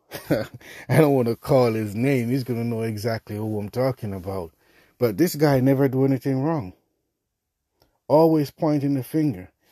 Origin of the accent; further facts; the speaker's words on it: Jamaica; I'm Jamaican